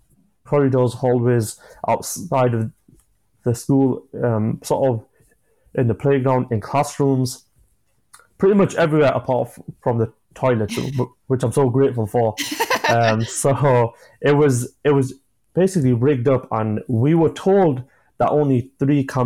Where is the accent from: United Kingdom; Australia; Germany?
United Kingdom; Yorkshire and the Humber; I'm from Yorkshire